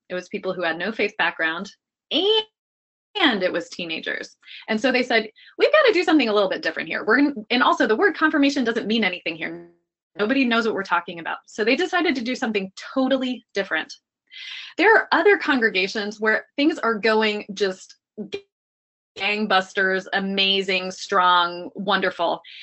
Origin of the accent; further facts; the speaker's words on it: Dayton, Ohio, United States; I grew up in Dayton, Ohio